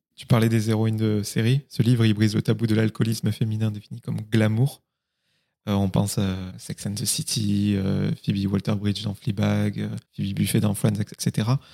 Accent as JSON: {"language": "French", "region": "Occitania", "country": "France", "said": "je suis du Minervois euh, dans le sud"}